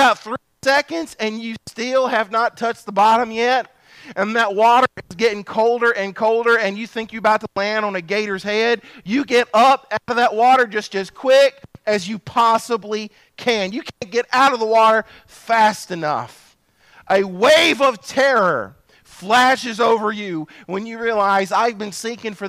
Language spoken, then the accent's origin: English; Bogue Chitto River, Pike County, Mississippi, United States; I was raised on the Bogachita River